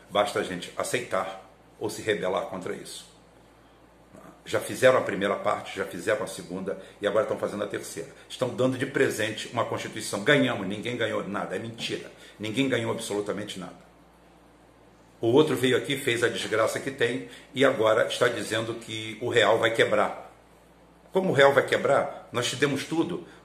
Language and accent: Portuguese; Galicia, Spain; Sou galego, galego é português do norte, tá? É acima de Portugal, tá lá aquela bico lá em cima, nós estamos ali, ali tudo.